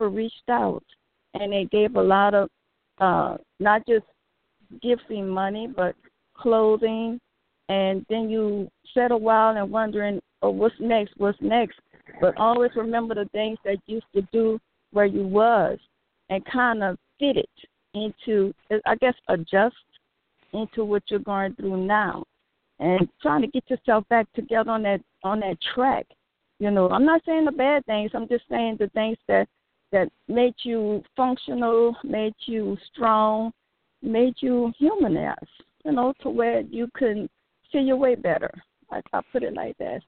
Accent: New Orleans, Louisiana, United States; I was from New Orleans

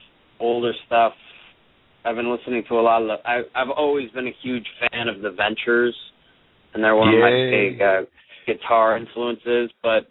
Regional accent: San Francisco, California, United States; now in Los Angeles, United States; We're from the Bay Area, actually. We're from San Francisco.

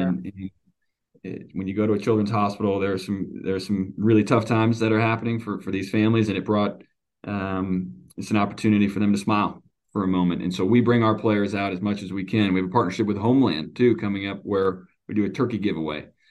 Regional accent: Stoughton, Wisconsin, United States; also born or lived in Eau Claire; I grew up in a, a small farm town just outside of Madison, Stoughton, uh, Wisconsin's where I'm from.

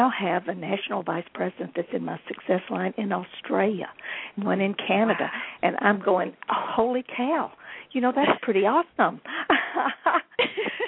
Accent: Nashville, Tennessee, United States; also born or lived in Houston, Texas / Los Angeles; I was born in Nashville

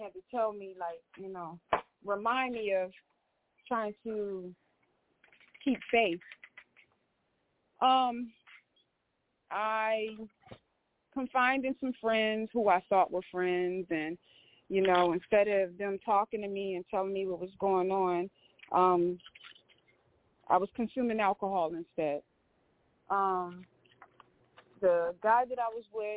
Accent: United States; I was born in America

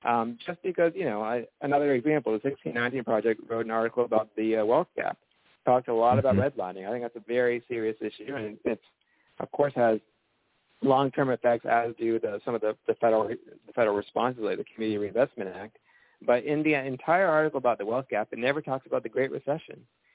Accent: the South, United States; I think, you know, I grew up in the South

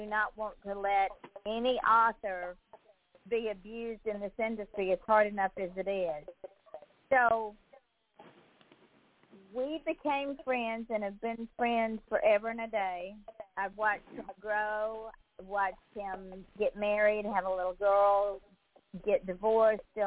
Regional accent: Georgia, United States; I'm from the Deep South, so I was raised with artists from the Deep South

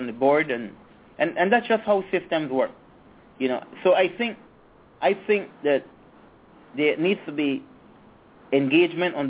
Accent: Belize City, Belize District, Belize; moved away as an adult; also born or lived in England / United States; I'm a little guy from Yarborough

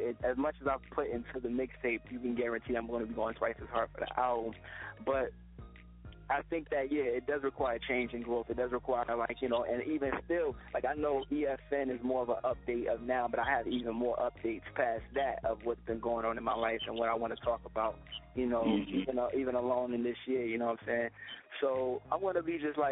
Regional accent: Newark, New Jersey, United States; my hometown, the streets in Newark

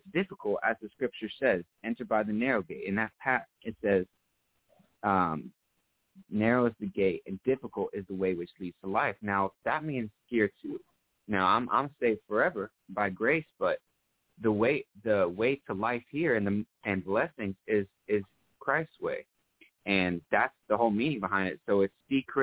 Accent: south of Orlando, Central Florida, United States; also born or lived in New York; From Florida. Or I was originally born in New York, but I'm from Florida. Raised in Florida.

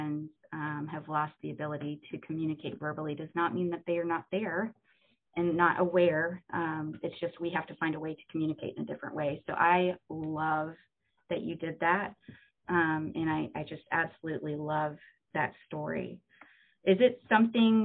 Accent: Orlando, Florida, United States; I was born in Orlando

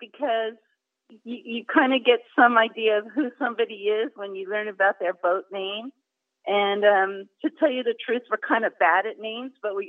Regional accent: West Coast, United States; we're from the West Coast and we grew up sailing

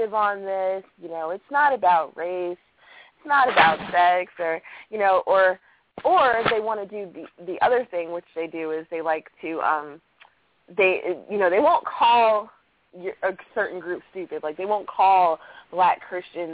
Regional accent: Baltimore, Maryland, United States; I'm from Baltimore

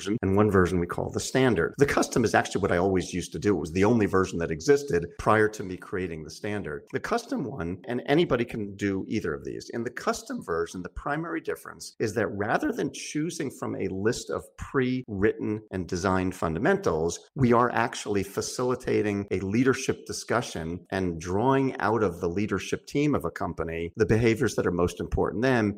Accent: Philadelphia, Pennsylvania, United States; I come from the Philadelphia area

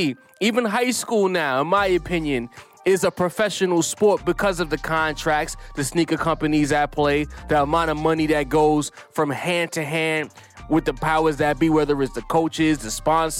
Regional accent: New York, United States; I'm a New Yorker

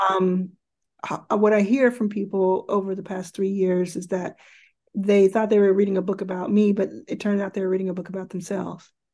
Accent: Dallas, Texas, United States; also born or lived in Jackson, Mississippi; I was born in Jackson, Mississippi, which is where my mother grew up and where uh, all of her family still lives. And I was raised from very early in Dallas, Texas

